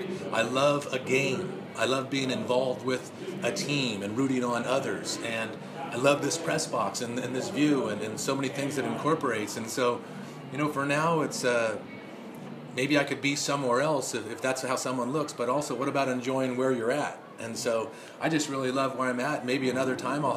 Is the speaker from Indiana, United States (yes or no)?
no; Los Angeles area, California, United States; born or raised there